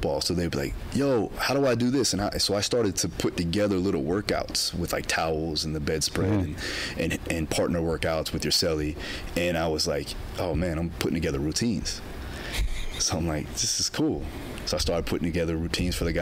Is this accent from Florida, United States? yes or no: yes; South Florida, United States; moved away as an adult; also born or lived in Alabama; When I left Florida and went to Alabama, a culture shock occurred because, like, I'm coming from South Florida where it's very diverse